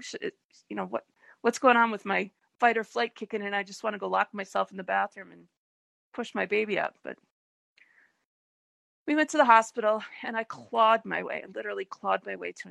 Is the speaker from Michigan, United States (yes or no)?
yes; Detroit, Michigan, United States; the hospital where I was born in Detroit